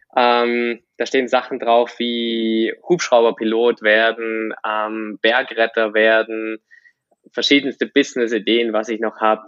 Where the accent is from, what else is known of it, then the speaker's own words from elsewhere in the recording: Germany; ich bin auf dem Dorf aufgewachsen.